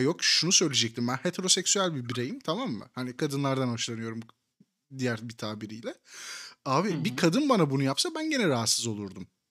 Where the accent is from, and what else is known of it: Kırşehir Province, Turkey